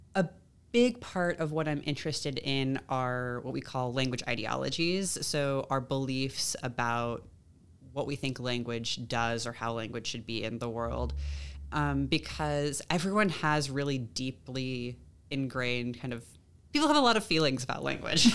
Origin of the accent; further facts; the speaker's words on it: Long Beach, California, United States; moved away as an adult; also born or lived in Atlanta; now in Columbia, United States; I grew up in California, did my undergrad out there